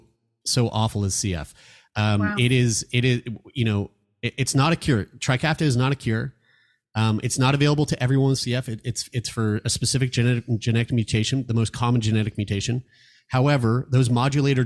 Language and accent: English; Canada; as a Canadian